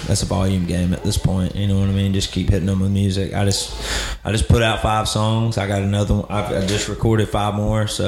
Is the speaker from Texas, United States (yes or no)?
no; Alabama, United States; I grew up in Alabama